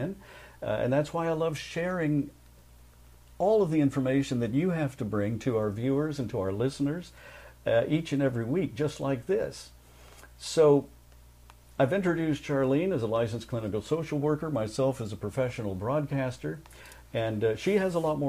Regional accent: Jacksonville, Florida, United States; moved away as an adult; also born or lived in Los Angeles, California; I returned to my hometown of Jacksonville, Florida

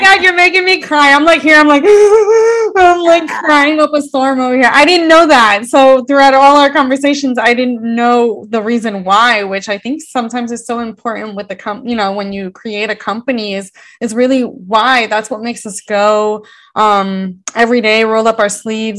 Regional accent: United States; born and bred in America

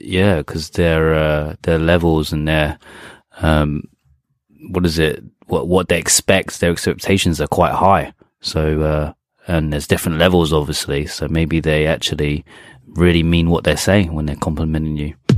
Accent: England, United Kingdom; first language English; now in Japan; I am English

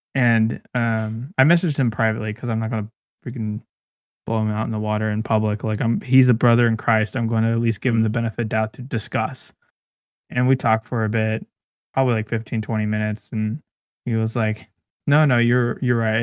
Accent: Bakersfield, California, United States; I was born in Bakersfield.

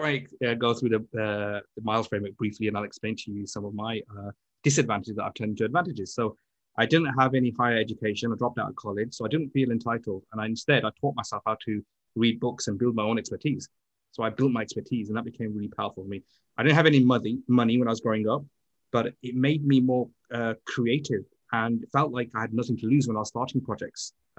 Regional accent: Birmingham, West Midlands, United Kingdom; now in London, United Kingdom; I was born and bred in Birmingham, which is a second city, which is the automotive city. But luckily, I moved to London

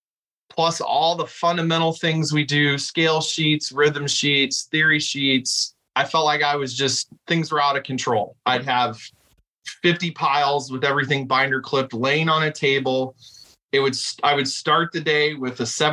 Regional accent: Elkhart, Indiana, United States; also born or lived in Muncie, Indiana / Houston, Texas / Mishawaka, Indiana; I grew up in the Elkhart Community Schools

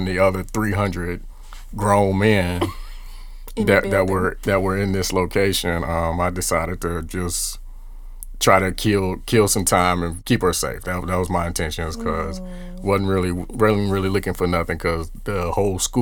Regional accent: about 50 miles south of Chicago, Illinois, United States; we are from Illinois, about 50 miles south of Chicago.

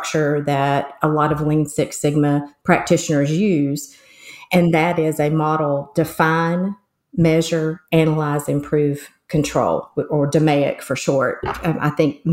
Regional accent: West Virginia, United States; accent: southern; I'm also from the U.S. and most specifically sort of southern U.S., more like hillbilly. So I was from West Virginia.

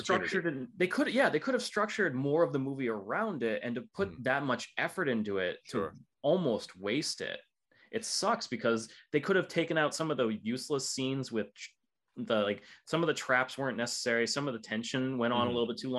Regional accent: United States; me as an American

